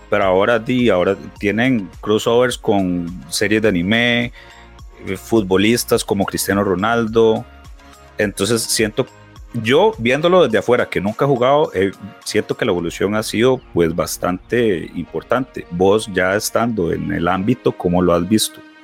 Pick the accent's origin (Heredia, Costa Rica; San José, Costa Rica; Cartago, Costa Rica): Heredia, Costa Rica; yo toda la vida pues viví en, Heredia